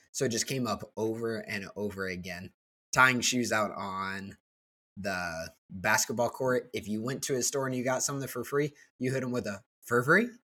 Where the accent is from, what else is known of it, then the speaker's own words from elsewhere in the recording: Northwest Indiana, United States; I grew up in Northwest Indiana.